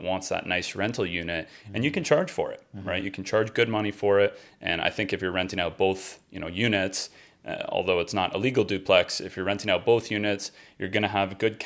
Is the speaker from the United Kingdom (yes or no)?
no; Hamilton, Ontario, Canada; I grew up there.